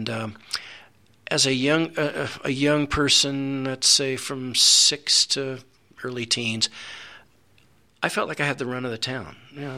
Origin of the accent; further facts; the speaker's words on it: San Francisco, California, United States; moved away as an adult; now in Colorado, United States; I was born and raised in San Francisco, the one in California. And back in the 40s when I was born, San Francisco was a pretty easy place to live, very comfortable.